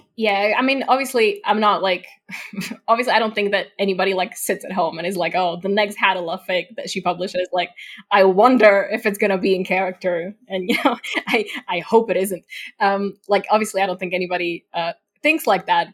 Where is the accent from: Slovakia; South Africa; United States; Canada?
Slovakia; first language Slovak; English is a second language; also born or lived in United Kingdom; I'm also not from the UK, I'm from Eastern Europe